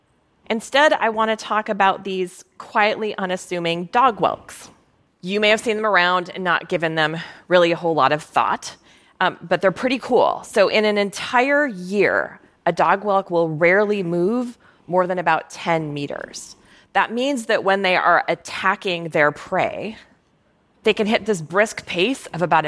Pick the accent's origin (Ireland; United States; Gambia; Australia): United States; Minnesota; But when I was growing up in Minnesota, one of my favorite things to do on a summer evening was grab my old raggedy Ann sleeping bag and take it out into a field behind my house